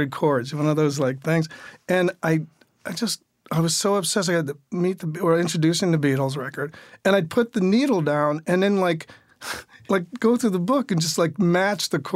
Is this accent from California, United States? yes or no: no; Englewood, New Jersey, United States; also born or lived in Bronx, New York; I was born in the Bronx, raised in Englewood, New Jersey.